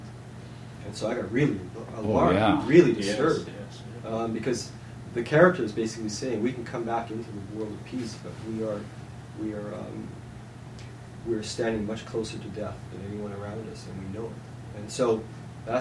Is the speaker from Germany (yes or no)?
no; Winnipeg, Manitoba, Canada; I grew up in Winnipeg, which has the largest First Nations population, urban population in all of Canada.